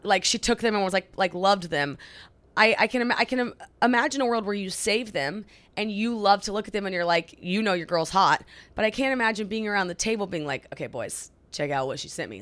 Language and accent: English; Oklahoma, United States; moved away as an adult; also born or lived in California; we're from Oklahoma. We moved to California. We lived there for three years. I got this job. We moved here.